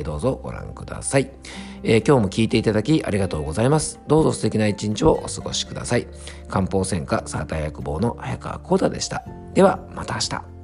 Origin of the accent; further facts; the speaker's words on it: Yamanashi, Japan; moved away; 僕が住んでる山梨県とかにはですね、あんまり、こうね、都心にあるような大型のですね、えっと、CD ショップみたいなものがね、ないんで すよね。えっ、ー、とねタワーレコードとかそういった店舗がなくてですね昔はねあのこっちの地元に帰ってくる前まではですね